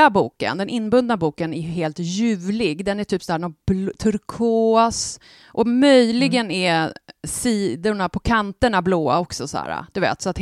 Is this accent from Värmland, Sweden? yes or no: yes; Värmland, Sweden; accent: Värmlandic; Jag tycker jag pratar klockren värmländska.